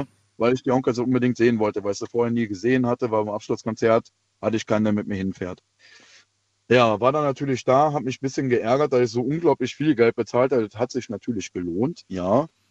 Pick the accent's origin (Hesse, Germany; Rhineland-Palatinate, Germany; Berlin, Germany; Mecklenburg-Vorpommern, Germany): Rhineland-Palatinate, Germany; Wittlich; ich komme aus der, ja, aus der Wittlicher Ecke, bei Trier